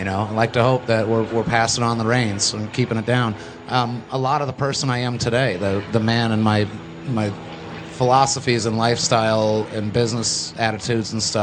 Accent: South Florida, United States; I'm from South Florida

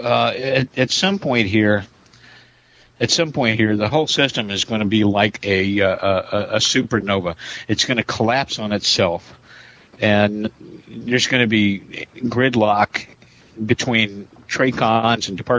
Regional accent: Indiana, United States; my hometown in Indiana

